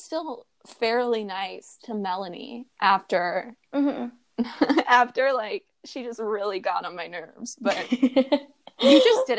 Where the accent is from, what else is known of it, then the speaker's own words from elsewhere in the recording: Ohio, United States; Yeah, right now we're all long-distance. I'm from Ohio, Han's from California